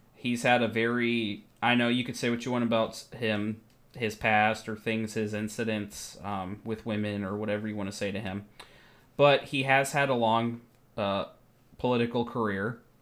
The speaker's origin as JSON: {"language": "English", "country": "United States", "moved": "yes", "said": "I'm American."}